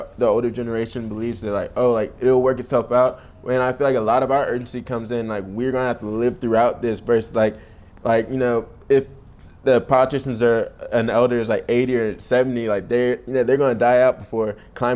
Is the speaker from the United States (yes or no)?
yes; Columbia, South Carolina, United States; now in Charleston, United States; I'm from Columbia originally. My family moved to Columbia a couple years before I was born